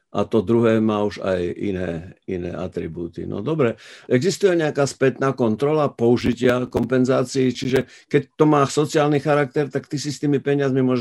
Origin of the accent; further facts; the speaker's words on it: Slovakia; ja dúfam, že je taký istý slávny v New Yorku ako u nás doma na Slovensku.